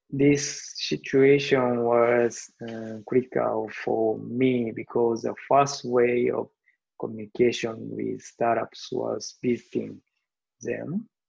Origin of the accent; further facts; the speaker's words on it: Japan; moved away as an adult; also born or lived in Kobe, Japan; now in Seattle, United States; I was born and raised in Japan. I live with my wife and two kids. This is the first time for me and my family to live abroad.